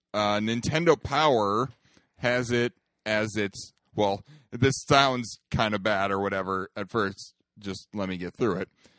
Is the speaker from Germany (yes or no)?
no; Minnesota, United States; we are from Minnesota